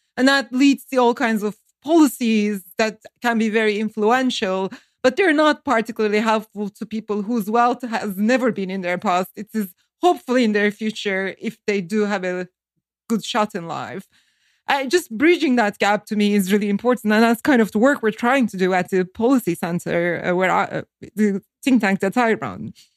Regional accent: Turkey; moved away as an adult; now in Northern Virginia, United States; I grew up in Turkey during a very hard time

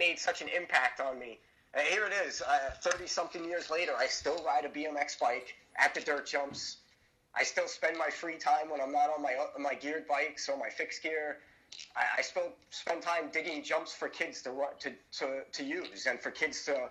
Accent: New York City, New York, United States; moved away; I'm from Brooklyn, New York, originally. I grew up there

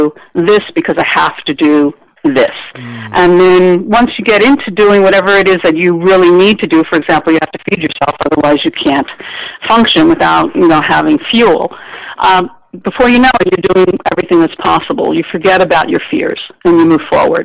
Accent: New York, United States; I grew up in New York, and my neighborhood was an Italian-Jewish neighborhood

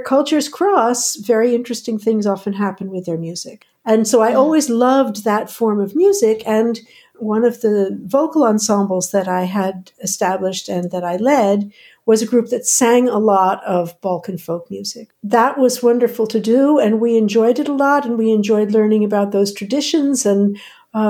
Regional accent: outside of New York, United States; moved away as an adult; now in Netherlands; I grew up outside of New York

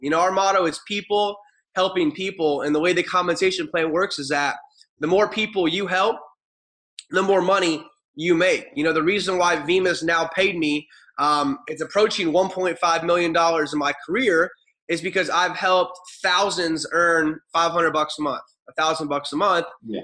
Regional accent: Ohio, United States; moved away as an adult; also born or lived in Arizona; I grew up in Ohio

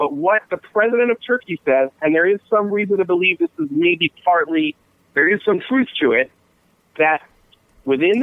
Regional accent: Philadelphia, Pennsylvania, United States; I'm from Philadelphia

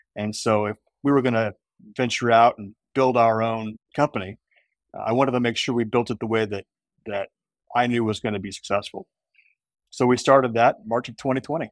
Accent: Indianapolis, Indiana, United States; I grew up in Indianapolis

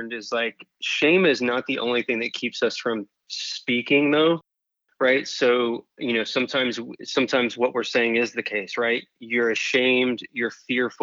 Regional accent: North Carolina, United States; now in Florida, United States; I grew up in North Carolina

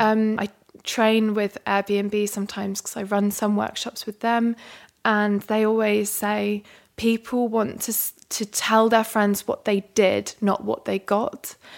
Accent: London, United Kingdom; I was a calligrapher from London

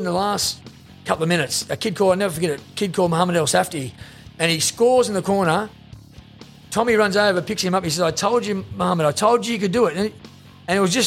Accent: Sydney, New South Wales, Australia; now in Mascot, Australia; I come from the Housing Commission in Redfern, and, you know, I've got a nice house in Mascot here

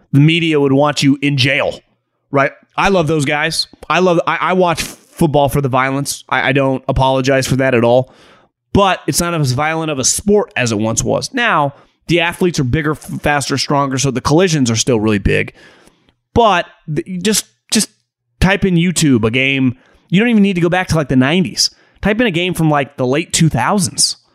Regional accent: Las Vegas, Nevada, United States; I'm from Las Vegas, but I'm a lifelong suffering Bears fan

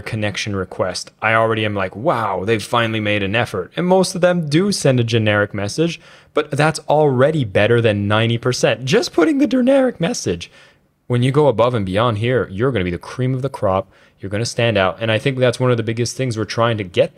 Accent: Canada; Being a Canadian

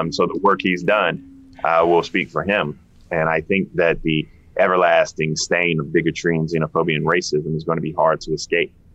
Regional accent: Denmark, South Carolina, United States; moved away; also born or lived in Atlanta, Georgia; I'm from Denmark

